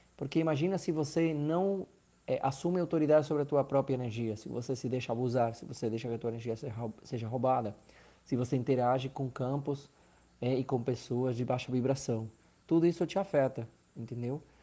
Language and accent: Portuguese; Argentina; Portuguese is a second language; moved away as an adult; also born or lived in Maceió, Brazil / Recife, Brazil; now in Brazil; Eu sou argentino, moro há 11 anos aqui no Brasil, no Nordeste